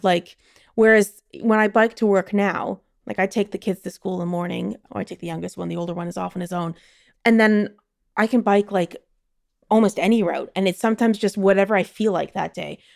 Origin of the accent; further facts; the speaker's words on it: Toronto, Ontario, Canada; moved away as an adult; also born or lived in London / Belgium; now in Netherlands; I grew up in Toronto, and I grew up at, like, midtown Toronto